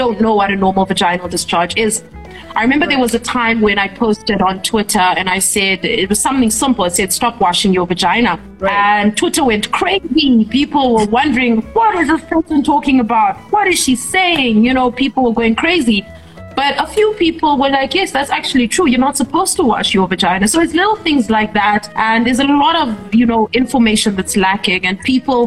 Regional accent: Namibia; having me all the way from Namibia

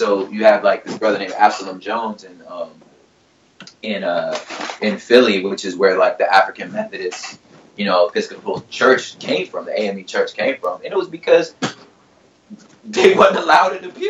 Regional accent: Ireland; born there; I just happened to be born in Ireland. You know what I'm saying? My parents were in the military, and I was born in Ireland.

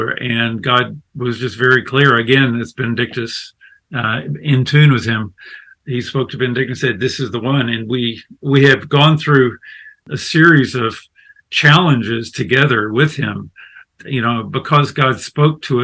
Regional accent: the South, United States; I'm American from the deep south or the mid-south

